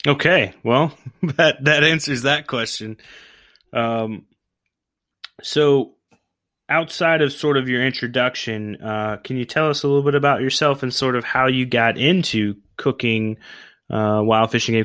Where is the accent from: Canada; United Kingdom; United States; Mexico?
United States; Oklahoma; I grew up in Oklahoma